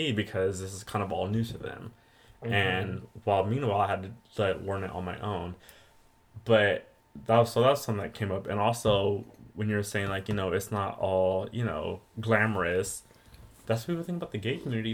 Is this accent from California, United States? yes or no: yes; Riverside, California, United States; I'm from Riverside